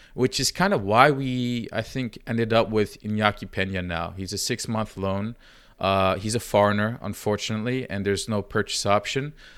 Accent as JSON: {"language": "English", "region": "Giresun", "country": "Turkey", "said": "I'm from Gerasun"}